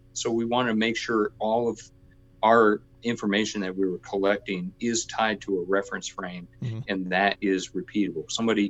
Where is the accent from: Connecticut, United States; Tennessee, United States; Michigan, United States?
Michigan, United States; growing up in Michigan, I remember, you know, going through cornfields with my dad and finding section corners